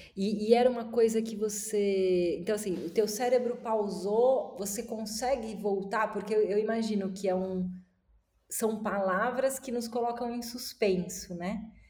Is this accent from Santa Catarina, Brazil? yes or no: yes; Florianópolis, Santa Catarina, Brazil; moved away as an adult; Eu cresci dos 8 aos 18 anos, eu morei em Florianópolis